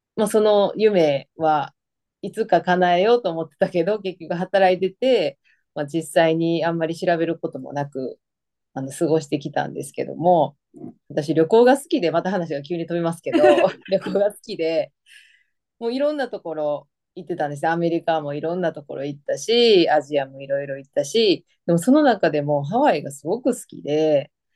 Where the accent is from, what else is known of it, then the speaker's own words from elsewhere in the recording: Osaka, Japan; moved away as an adult; now in Hawaii, United States; 大阪出身です。